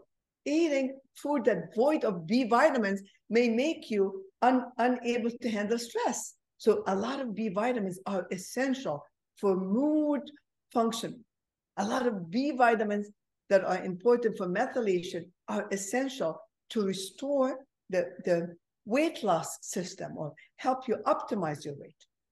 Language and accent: English; Egypt; moved away; I'm originally from Egypt, so I'm a Mediterranean